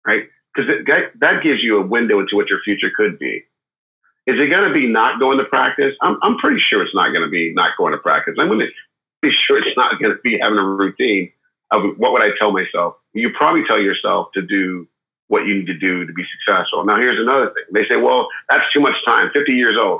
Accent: Milwaukee, Wisconsin, United States; now in California, United States; I grew up in Milwaukee, Wisconsin. I live in California now, but I've lived all over the world

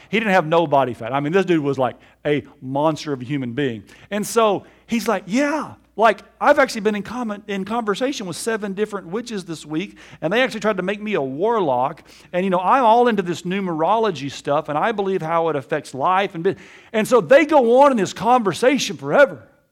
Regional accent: Alabama, United States; I was raised in Alabama in the Bible Belt

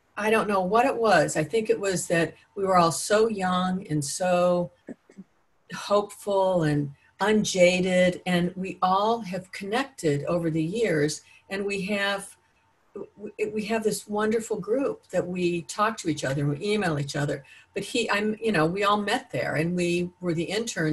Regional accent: Ohio, United States; moved away as an adult; also born or lived in Los Angeles, United States; I grew up in Ohio and I came back a couple years ago

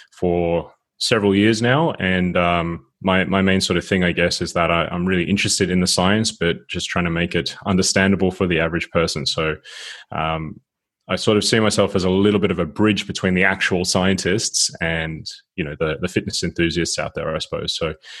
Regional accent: Sydney, New South Wales, Australia; moved away as an adult; now in Gothenburg, Sweden; I'm originally from Sydney

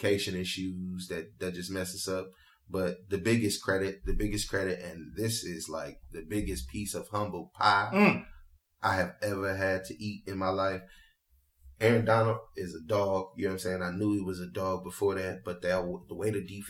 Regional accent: Atlanta, Georgia, United States; moved away; I'm from Georgia. I'm from Atlanta.

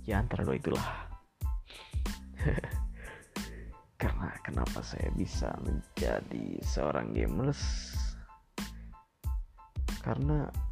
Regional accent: Tasikmalaya, West Java, Indonesia; saya lahir di Tasikmalaya dan saya dibesarkan di Tasikmalaya. Kedua orang tua saya berasal dari Bandung

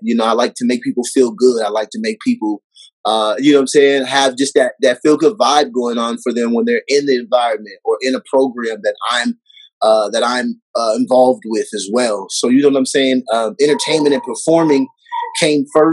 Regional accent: Waterloo, Iowa, United States; also born or lived in Texas; now in Denver, United States; originally I was born in Iowa

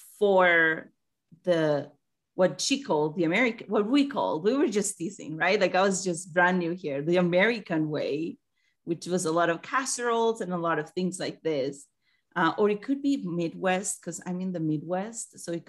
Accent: Colombia; now in United States; Yeah, I'm from Colombia.

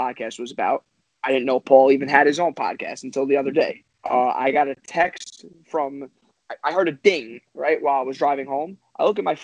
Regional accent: New York City, New York, United States; I'm from Staten Island

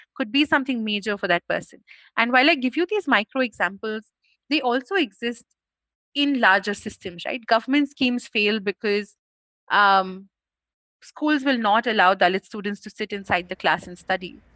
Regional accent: India; an upper caste person from a Hindu family in India

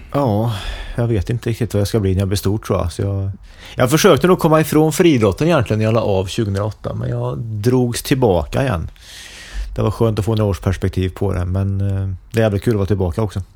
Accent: Forshaga, Värmland, Sweden; jag växte upp i Forshaga

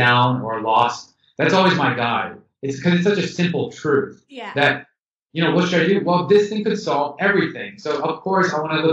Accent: Houston, Texas, United States; moved away as an adult; also born or lived in San Francisco, United States; now in Amsterdam, Netherlands; I was born in Houston, Texas, and I went to a pretty good it was a public school.

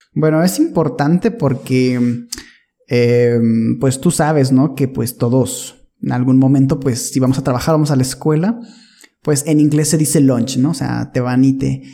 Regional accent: northern Mexico, Mexico; yo nací en una ciudad en, el norte, muy, muy norte de México

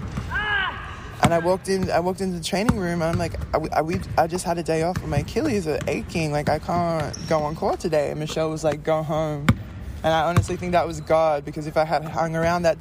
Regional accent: Australia; moved away as an adult; I grew up playing in Australia

